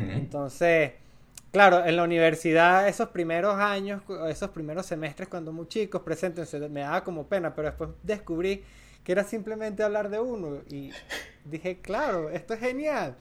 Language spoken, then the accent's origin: Spanish; Mérida, Venezuela; moved away as an adult; now in Colombia; soy andino, soy de Mérida